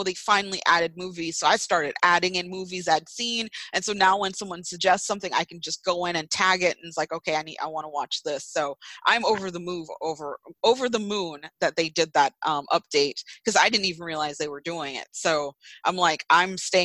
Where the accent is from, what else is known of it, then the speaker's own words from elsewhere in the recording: United States; this is me being American